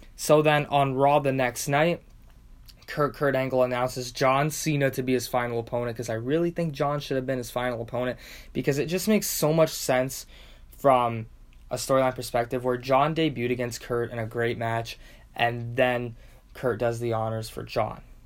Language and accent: English; Windsor, Ontario, Canada; my hometown of Windsor, Ontario, Canada